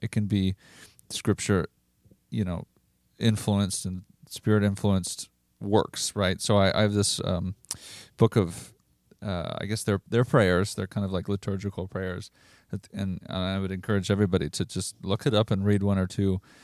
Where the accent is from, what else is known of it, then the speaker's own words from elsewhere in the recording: Rosemount, Minnesota, United States; I'm from Rosemount, Minnesota